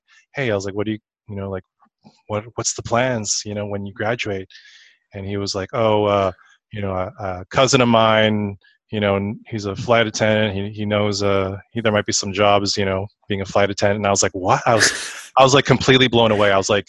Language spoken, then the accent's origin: English; Saskatoon, Saskatchewan, Canada; moved away as an adult; also born or lived in Vancouver / Illinois; now in Los Angeles, United States; Yeah, I'm originally from Canada and born and raised up there.